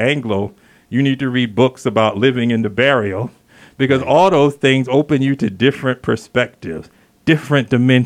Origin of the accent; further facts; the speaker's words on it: the South, United States; moved away as an adult; now in Santa Fe, United States; I'm originally from the South, and I've been here 12 years